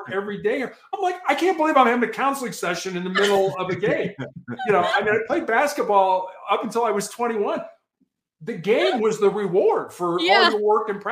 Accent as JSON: {"language": "English", "town": "Chicago", "region": "Illinois", "country": "United States", "tie": "born or raised there", "said": "growing up in Chicago, I played basketball in the same conference with a guy by the name of Isaiah Thomas."}